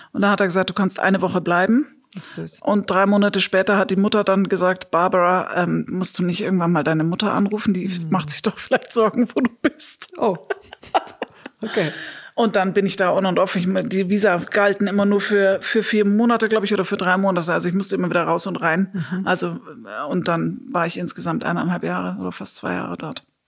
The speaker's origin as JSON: {"language": "German", "town": "Munich", "region": "Bavaria", "country": "Germany", "tie": "born or raised there", "also_born_or_lived": "Australia / Nagold / Bielefeld", "moved": "yes", "said": "zurück nach München in meine Geburtsstadt"}